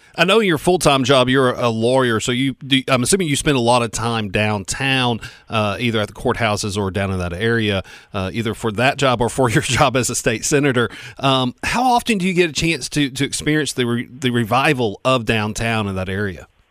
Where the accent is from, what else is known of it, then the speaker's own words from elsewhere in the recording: Spartanburg, South Carolina, United States; moved away; I grew up in Spartanburg, South Carolina